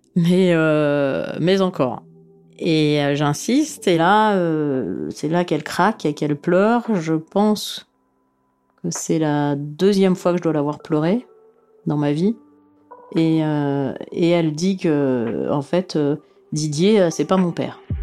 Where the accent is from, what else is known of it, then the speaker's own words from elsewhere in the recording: Sofia, Sofia City, Bulgaria; Je suis née à Sofia, en Bulgarie